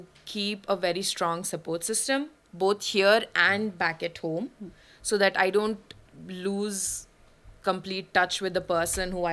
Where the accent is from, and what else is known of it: India; born or raised there; first language Malayalam; English is a second language; moved away as an adult; now in Paris, France